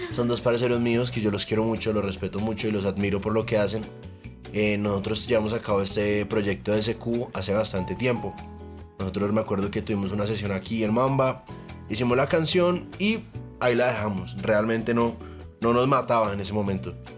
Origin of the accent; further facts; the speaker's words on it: Bogotá, Colombia; accent: rolo; also born or lived in Miami; Ellos no son de Bogotá, mi familia no es de Bogotá, pero yo sí, porque yo cre o sea, me crié acá, pues. Entonces yo digo que soy rolo